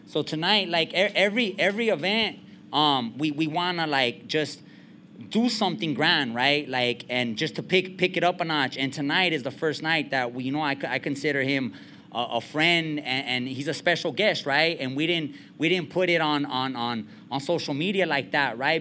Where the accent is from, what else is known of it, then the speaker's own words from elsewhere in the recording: Montebello, California, United States; I'm from East LA, from Montebello, and um, I'm from the barrio